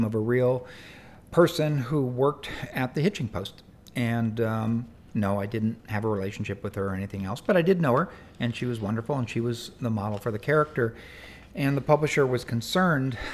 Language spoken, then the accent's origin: English; California, United States; I'm from California